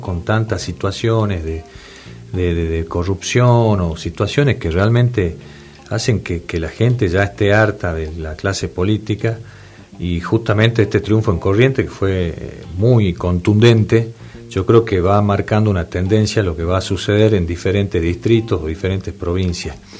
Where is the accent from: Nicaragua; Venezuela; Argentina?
Argentina; Salta; yo soy de Salta Capital